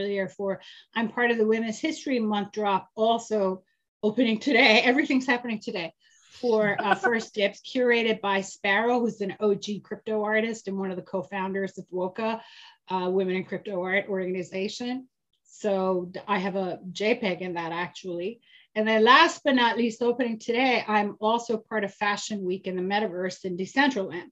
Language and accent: English; Iran; moved away; I'm originally from Iran, and I lived through the violent Islamic Revolution in 1978.